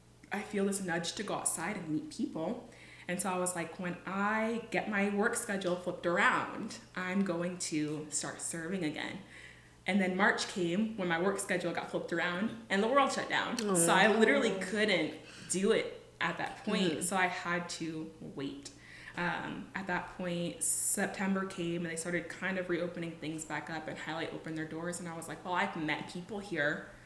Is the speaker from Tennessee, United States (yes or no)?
no; California, United States; California. It's an hour outside of LA. It's between LA and the Big Bear Mountains. It is a real place. I grew up on Glendale